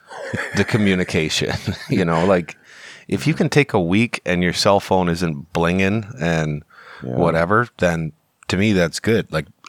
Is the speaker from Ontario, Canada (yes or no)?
yes; Sault Ste. Marie, Ontario, Canada; I mean, I came from the Sioux, which is a border town.